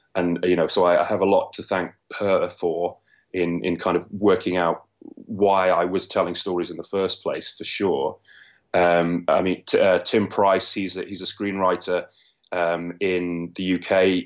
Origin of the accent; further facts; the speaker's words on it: London, United Kingdom; I'm from London in the U K, right in the middle of it.